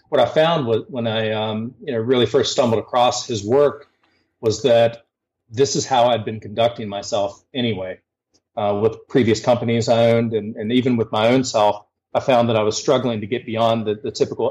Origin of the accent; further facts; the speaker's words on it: Huntington, West Virginia, United States; moved away as an adult; also born or lived in Charlotte, North Carolina; come back to West Virginia, to my hometown of Huntington, West Virginia